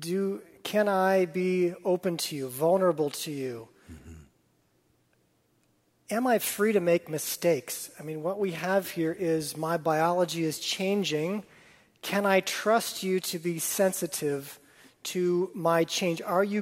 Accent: Wisconsin, United States; I grew up in Wisconsin

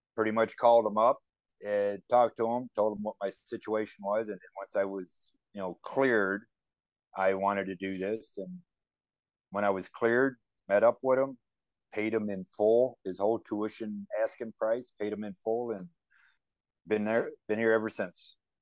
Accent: Louisiana, United States; moved away; I grew up in Louisiana

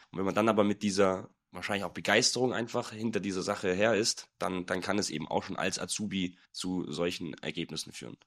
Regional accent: Nagold, Baden-Württemberg, Germany; now in Munich, Germany; Heimatstadt, ich komme aus Nagold, ist im Schwarzwald, eine kleine Stadt, 23.000 Einwohner

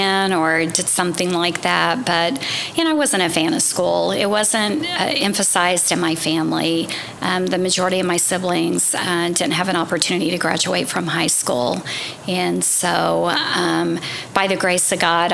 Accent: Tulsa, Oklahoma, United States; I was born in Tulsa, 1969, and I grew up on the west side, and so it's always been my home

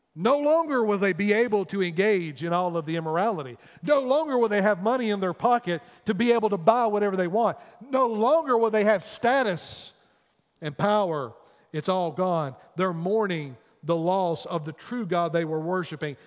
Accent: United States; as American people

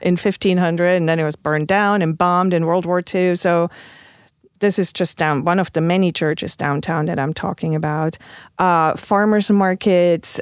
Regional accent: Stuttgart, Baden-Württemberg, Germany; English is a second language; moved away as an adult; now in St. Louis, United States; my hometown, Stuttgart

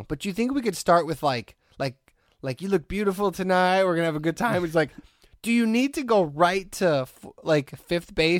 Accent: Hammond, Indiana, United States; I grew up in Hessville.

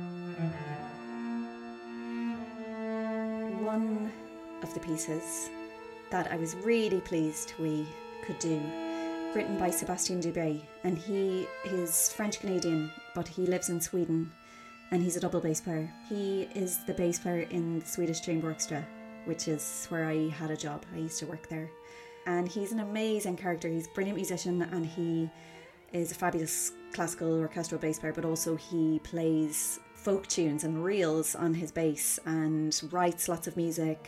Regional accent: Cork, Munster, Ireland; now in London, United Kingdom; I'm from Cork City, but I am living in London and freelancing here

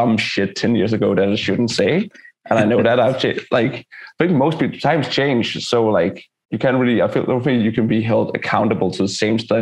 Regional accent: Denmark; we're from Denmark, we're a socialist country

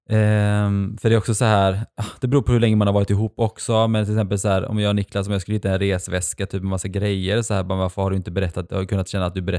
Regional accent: Sweden; alltså under hela min uppväxt i Sverige så har ju någonstans de varit i makten.

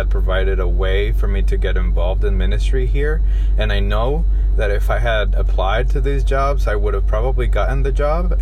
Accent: Guatemala City, Guatemala Department, Guatemala; also born or lived in United States; I'm originally from Guatemala City.

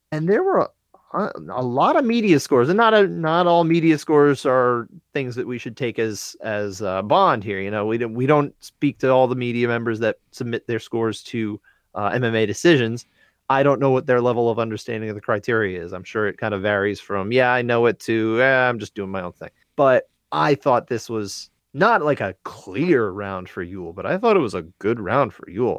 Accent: New Jersey, United States; We are. Jersey, represent

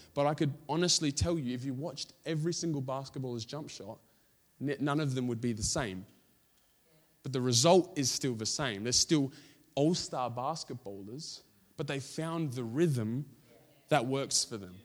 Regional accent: Australia; we're Australian

